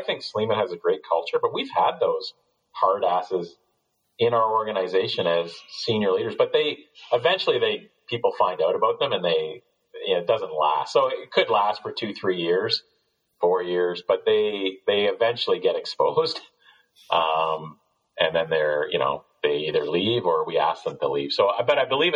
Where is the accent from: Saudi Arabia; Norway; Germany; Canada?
Canada; also born or lived in Ontario / United States; I'm Canadian.